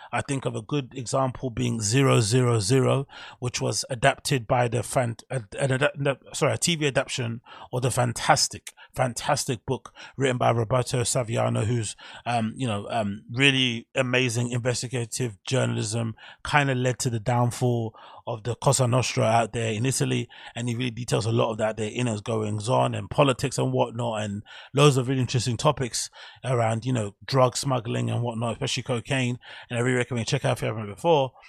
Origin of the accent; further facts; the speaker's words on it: London, United Kingdom; my hometown, London